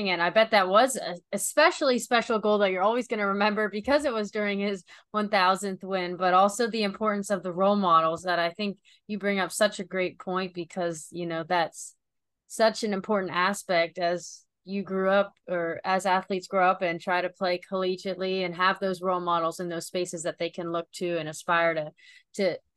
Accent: North Carolina, United States; born or raised there

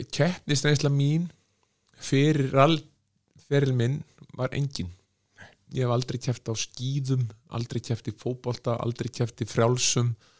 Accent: Iceland; þegar ég var að vinna í Östjó að ég er frá Íslandi

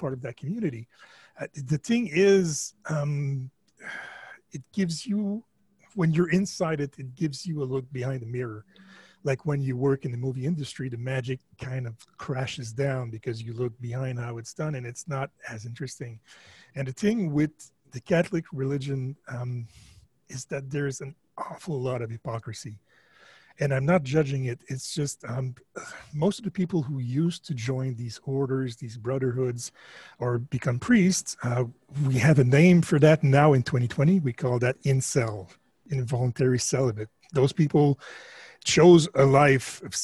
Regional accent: Canada; I'm French Canadian

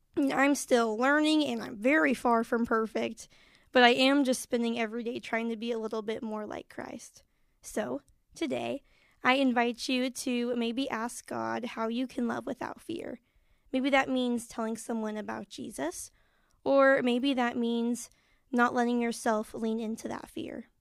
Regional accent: Marion, Illinois, United States; I'm from Marion, Illinois

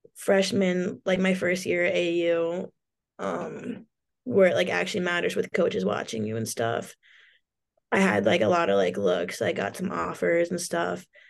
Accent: Portland, Oregon, United States; moved away; a cool place to grow up

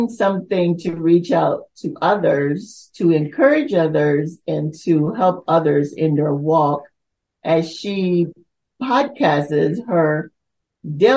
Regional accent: North Carolina, United States; also born or lived in Almirante, Bocas del Toro, Panama; I was born there, but I was basically moved to the states at 12, and I was raised in North Carolina

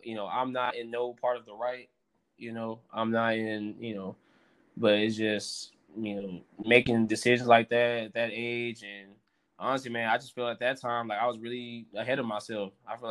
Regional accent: Philippines; just being Filipino, I'm like, I might as well show this culture off.

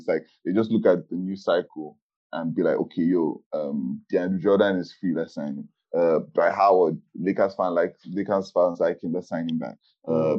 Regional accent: Nigeria; we're Nigerian

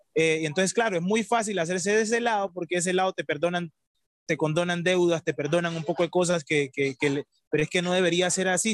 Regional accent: Colombia; yo soy colombiano

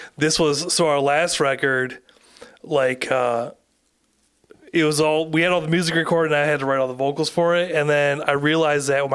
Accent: the Thumb, Michigan, United States; now in Montague, United States; growing up in the Thumb

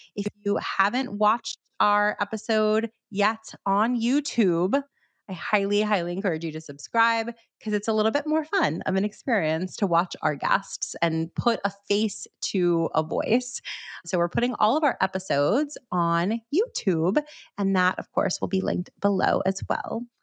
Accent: Miami, Florida, United States; now in New York, United States; I'm from Miami

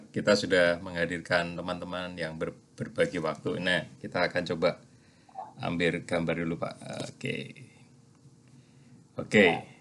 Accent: Klaten, Central Java, Indonesia; jadi kita ya. ini sama-sama coklat ya, cowok Klaten.

